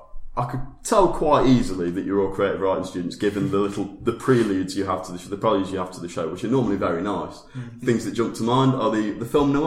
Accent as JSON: {"language": "English", "town": "Nottingham", "region": "East Midlands", "country": "United Kingdom", "said": "and I'm from Nottingham, and we don't say... I can't even say Nottingham correctly."}